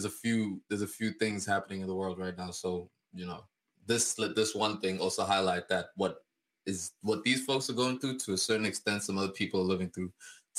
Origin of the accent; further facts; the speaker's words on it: Kazakhstan; When I was in Kazakhstan, growing up in Kazakhstan, a young lad